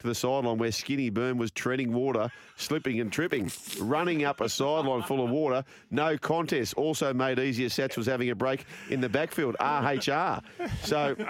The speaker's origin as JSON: {"language": "English", "town": "Penrith", "region": "New South Wales", "country": "Australia", "tie": "born or raised there", "also_born_or_lived": "Parramatta", "said": "I grew up on York Road in Penrith."}